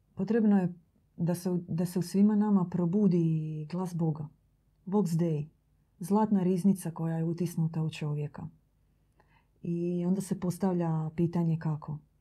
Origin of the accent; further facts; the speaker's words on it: Croatia; kod nas u Hrvatskoj